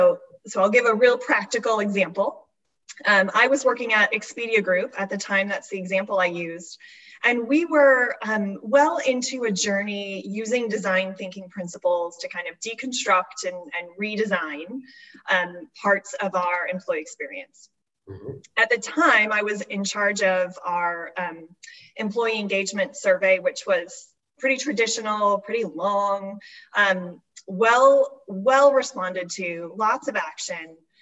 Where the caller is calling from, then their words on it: Seattle, Washington, United States; I'm calling from Seattle.